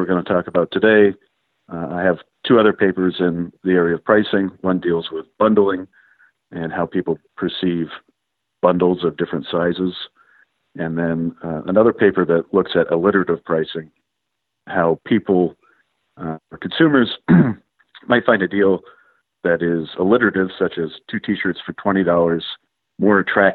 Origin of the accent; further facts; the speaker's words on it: Maine, United States; I grew up in Maine